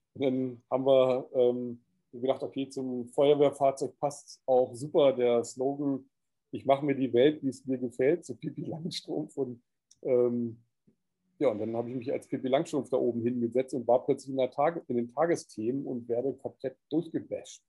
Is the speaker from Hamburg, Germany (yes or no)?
yes; Hamburg, Germany; moved away; also born or lived in Cyprus / Corsica; ich bin ja in Hamburg geboren, es war so meine Heimatstadt